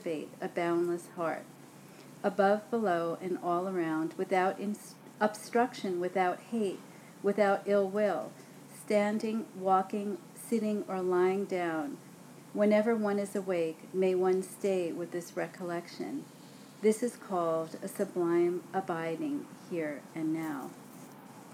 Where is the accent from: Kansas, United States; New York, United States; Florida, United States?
New York, United States; New York City; I grew up in Brooklyn and on those streets